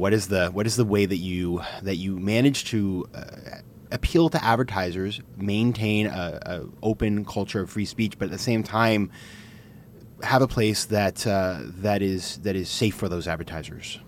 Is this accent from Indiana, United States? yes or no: no; Maine, United States; it's Maine, my home state